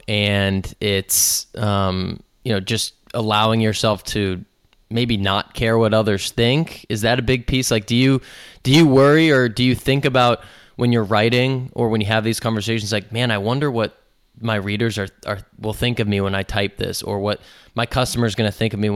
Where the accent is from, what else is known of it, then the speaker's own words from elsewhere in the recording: Boston, Massachusetts, United States; I'm from Boston